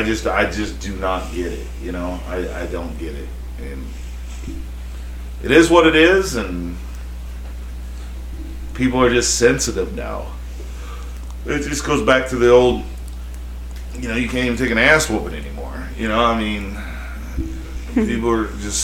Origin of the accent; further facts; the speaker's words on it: Kentucky, United States; I grew up in Kentucky, where a lot of these laws didn't get to them.